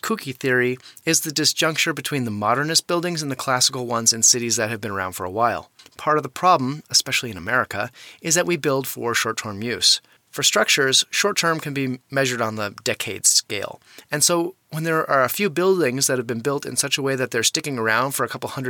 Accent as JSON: {"language": "English", "town": "Bemidji", "region": "Minnesota", "country": "United States", "tie": "born or raised there", "moved": "yes", "said": "I still visit that house every time I go back to Bemidji, which is my hometown"}